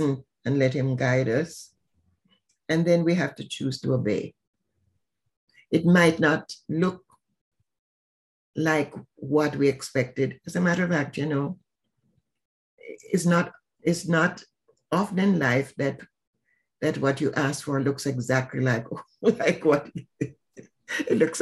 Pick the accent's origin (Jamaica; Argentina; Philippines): Jamaica; now in Atlanta, United States; I'm from Jamaica